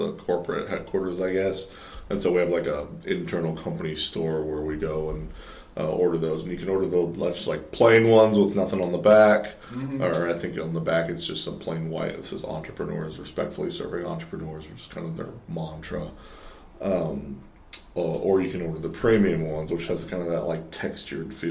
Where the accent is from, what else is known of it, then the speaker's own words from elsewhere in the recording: Fort Worth, Texas, United States; moved away as an adult; also born or lived in Pennsylvania; now in Lafayette, United States; I'm not quite born and raised in Texas, but for all intents and purposes, I'm really from Texas. So I was like 7 or 8 months old when my family moved there